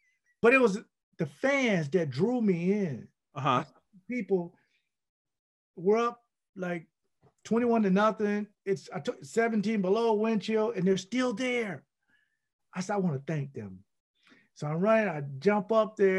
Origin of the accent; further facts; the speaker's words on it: Florida, United States; I'm from Florida